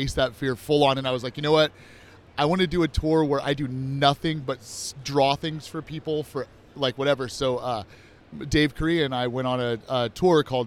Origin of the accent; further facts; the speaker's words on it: Bay Area, California, United States; moved away as an adult; now in Orlando, United States; I grew up in the Bay Area